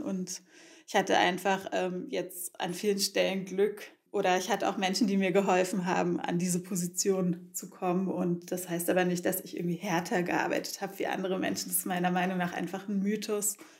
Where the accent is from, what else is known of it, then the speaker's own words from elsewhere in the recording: Berlin, Germany; ich bin ja in Ostberlin aufgewachsen